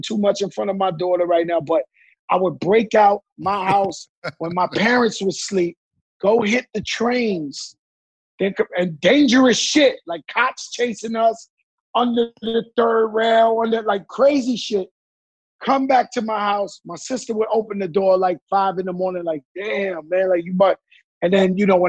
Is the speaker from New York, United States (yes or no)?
yes; New York City, New York, United States; I'm from the Bronx, yeah. In the part where hip hop was created